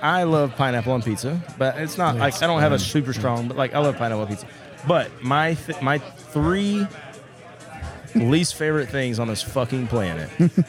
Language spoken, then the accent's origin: English; Tennessee, United States; I'm from Tennessee, right?